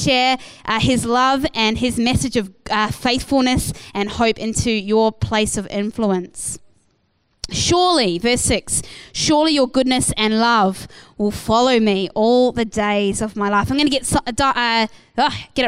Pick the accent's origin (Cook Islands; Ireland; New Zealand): New Zealand; moved away as an adult; now in Perth, Australia; I was from New Zealand